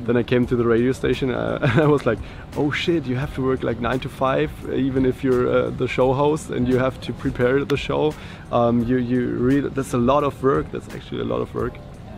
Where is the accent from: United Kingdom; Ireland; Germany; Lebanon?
Germany; I'm from Germany.